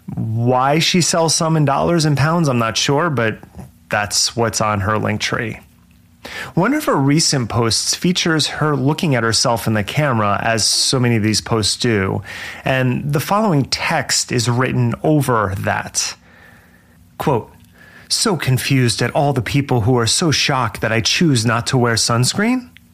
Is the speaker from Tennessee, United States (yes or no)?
no; Jersey Shore, New Jersey, United States; I was born at the Jersey Shore, and yes, the town that the show was later filmed in. I grew up about an hour away